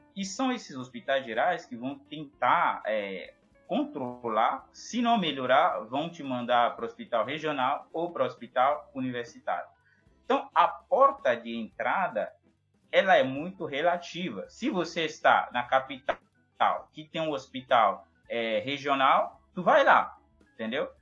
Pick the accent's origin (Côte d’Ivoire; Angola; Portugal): Côte d’Ivoire; Portuguese is a second language; moved away as an adult; also born or lived in Rio de Janeiro, Brazil / São Paulo, Brazil; now in Ceará, Brazil; Não, não sou da África. Sou da Costa do Marfim